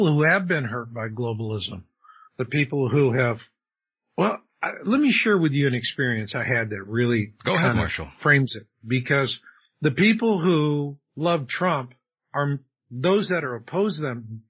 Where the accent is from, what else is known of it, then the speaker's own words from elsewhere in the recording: Arizona, United States; I grew up in Arizona.